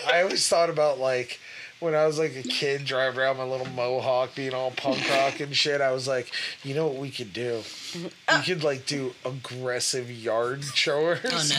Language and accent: English; United States; Oh, I'm super American.